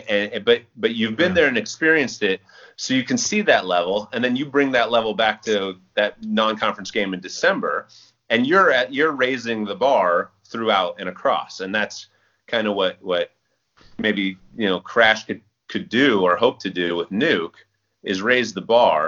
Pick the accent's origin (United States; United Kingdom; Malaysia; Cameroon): United States; Central Valley, California; growing up in the Central Valley